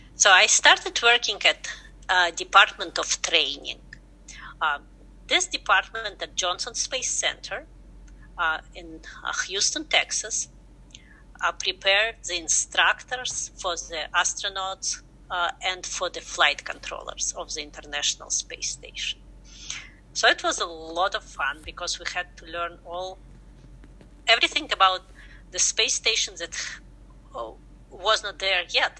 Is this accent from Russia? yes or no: yes; Russia; English is a second language; moved away as an adult; now in United States; I'm originally from Russia, where I got uh, my degrees in science education and my master degree in space research. So right after that, I came to the United States